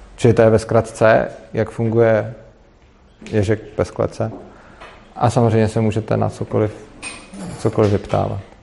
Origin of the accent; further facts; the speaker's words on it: Prague, Czechia; já jsem z Prahy, ale učím v Brně